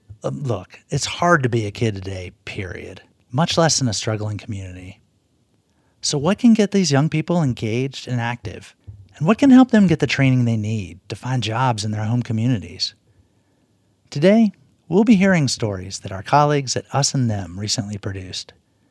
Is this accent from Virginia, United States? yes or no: yes; Alleghany County, Virginia, United States; I grew up in Allegheny County, Virginia, a place that's been losing people for decades.